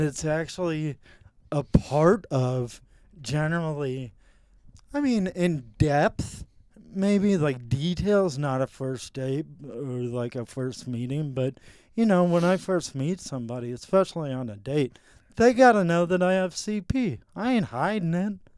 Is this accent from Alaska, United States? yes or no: no; Mountain Home, Arkansas, United States; I grew up in Mountain Home, Arkansas.